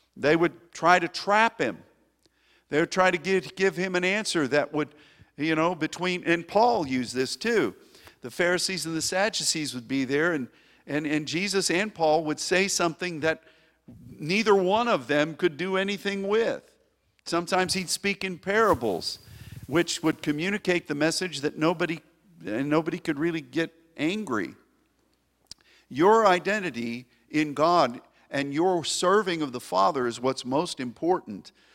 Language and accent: English; United States; As an American